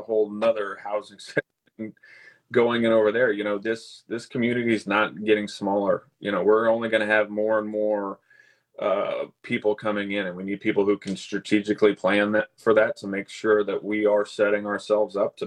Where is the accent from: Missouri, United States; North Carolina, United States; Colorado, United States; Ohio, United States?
Missouri, United States; Lee's Summit; moved away as an adult; also born or lived in Kansas City, Missouri / St. Louis, Missouri; now in Wentzville, United States; I grew up in Lee Summit, which is south, you know, suburb of Kansas City